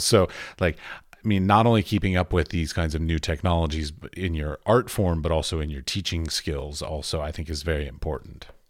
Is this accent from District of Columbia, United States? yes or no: yes; Washington, District of Columbia, United States; I was raised in Washington, D C, both of my parents were very creative.